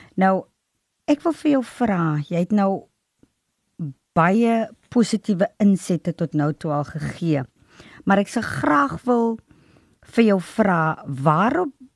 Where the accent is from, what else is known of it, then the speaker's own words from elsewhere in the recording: Nababeep, Northern Cape, South Africa; Ek was ook gebore in in die Noord-Kaap in Namakoland en in Nababie gebly